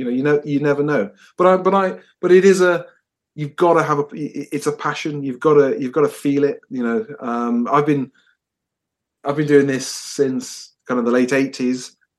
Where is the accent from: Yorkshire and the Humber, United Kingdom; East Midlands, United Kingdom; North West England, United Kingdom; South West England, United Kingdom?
East Midlands, United Kingdom; Nottingham; I'm from Nottingham originally, but we've pinballed all over the place, but we were always destined to finish up here.